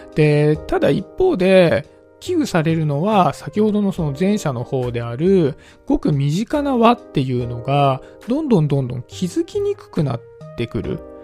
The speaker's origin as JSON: {"language": "Japanese", "region": "suburbs of Tokyo", "country": "Japan", "tie": "born or raised there", "said": "僕はね、東京の郊外のちょっと、東京の中でも田舎の方のね、出身なんですけど"}